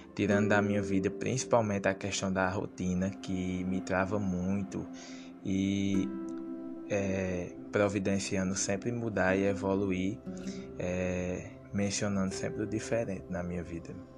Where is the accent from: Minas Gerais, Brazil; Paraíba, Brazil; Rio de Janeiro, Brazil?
Paraíba, Brazil; Sousa; sou natural da cidade de Souza, no interior da Paraíba